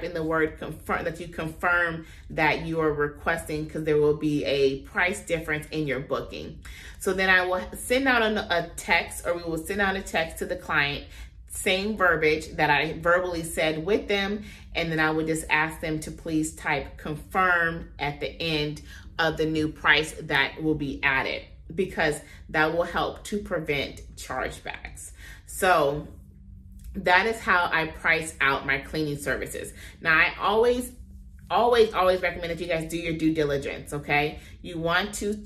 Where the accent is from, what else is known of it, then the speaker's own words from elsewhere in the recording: Compton, California, United States; I'm from there, born and raised